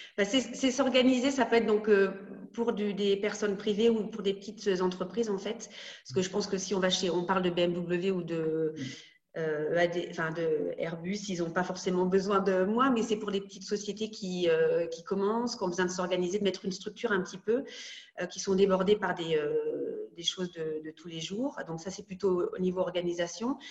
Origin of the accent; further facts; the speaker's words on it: Rouen, Normandy, France; moved away as an adult; also born or lived in Caen; now in Munich, Germany; je suis née à Rouen, donc en Seine-Maritime en Normandie